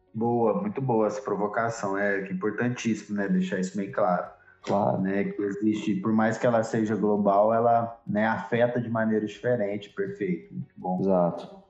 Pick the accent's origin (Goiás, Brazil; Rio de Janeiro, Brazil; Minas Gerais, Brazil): Minas Gerais, Brazil; Nós como mineiros aqui, nosso estado como ele é diverso